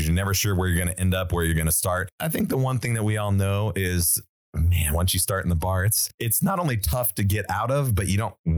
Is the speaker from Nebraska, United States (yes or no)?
no; Reno, Nevada, United States; We're from Reno, Nevada